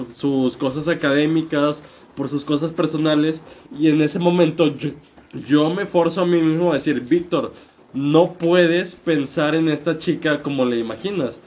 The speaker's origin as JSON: {"language": "Spanish", "region": "northern Mexico", "country": "Mexico", "tie": "born or raised there", "moved": "as an adult", "lives_now": "Mexico City, Mexico", "said": "yo que crecí en México toda mi vida en el norte de México y acabo de emigrar a la capital."}